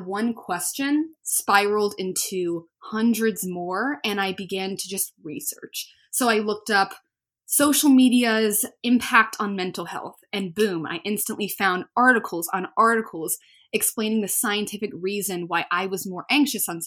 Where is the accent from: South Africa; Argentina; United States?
United States; Birmingham, Alabama; I'm from Birmingham, Alabama